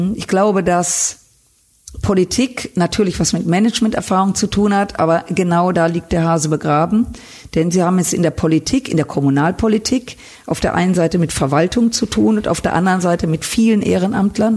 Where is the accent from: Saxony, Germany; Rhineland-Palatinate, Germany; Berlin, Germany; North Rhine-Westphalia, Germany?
North Rhine-Westphalia, Germany; Düsseldorf; Ich bin in Düsseldorf geboren, aufgewachsen